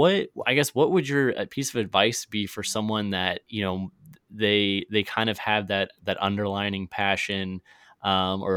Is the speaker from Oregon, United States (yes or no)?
no; Virginia, United States; now in Missouri, United States; go back to Virginia, which is my home state